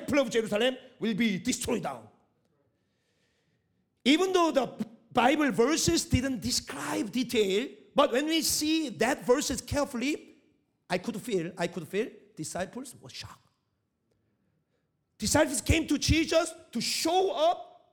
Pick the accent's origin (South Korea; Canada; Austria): South Korea; first language Korean; English is a second language; moved away as an adult; also born or lived in Middle East; I'm Korean person, but at the same time, I didn't come from Korea